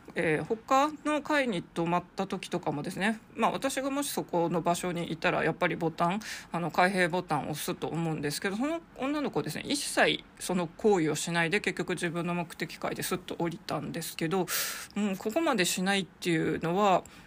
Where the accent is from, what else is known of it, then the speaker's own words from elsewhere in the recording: Sapporo, Hokkaido, Japan; now in Tokyo, Japan; 札幌生まれ札幌と、育ちの私